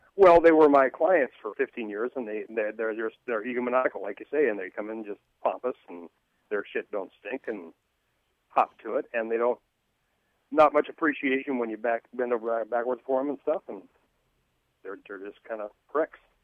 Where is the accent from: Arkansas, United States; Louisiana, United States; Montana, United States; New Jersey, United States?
Montana, United States; moved away as an adult; also born or lived in Anaheim / Costa Mesa; now in Huntington Beach, United States; for the first twenty years of my life, I'm, I was in Montana